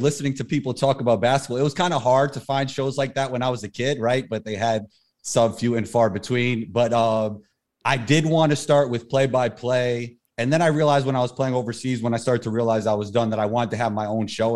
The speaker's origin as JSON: {"language": "English", "town": "New York City", "region": "New York", "country": "United States", "tie": "born or raised there", "also_born_or_lived": "Denmark / Israel", "said": "Growing up in New York City"}